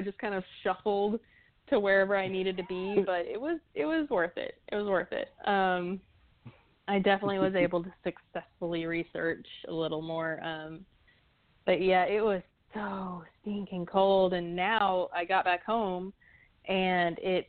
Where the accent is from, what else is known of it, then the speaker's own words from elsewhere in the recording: the South, United States; now in Tulsa, United States; I'm from the South